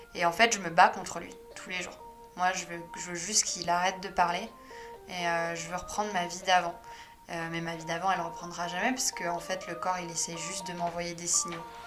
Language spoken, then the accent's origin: French; Paris, Île-de-France, France; also born or lived in Saint-Malo; je suis née à Saint-Malo et après j'ai été rapatriée entre guillemets à Paris parce que mes parents y travaillaient